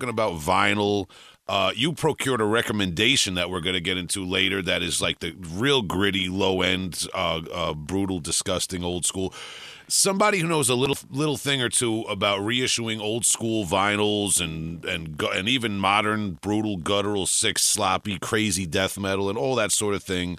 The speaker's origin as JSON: {"language": "English", "area": "Long Island", "region": "New York", "country": "United States", "said": "I'm from New York, Long Island"}